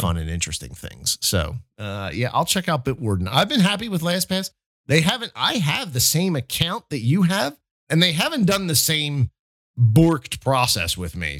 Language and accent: English; New Jersey, United States; I'm from South Jersey